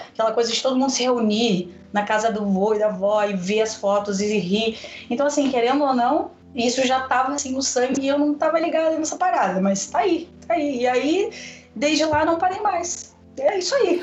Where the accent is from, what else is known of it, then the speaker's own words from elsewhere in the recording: Porto Alegre, Rio Grande do Sul, Brazil; Eu sou natural de Porto Alegre, estou morando no interior, numa cidade chamada Amaral, bem pequenininho, no norte do estado.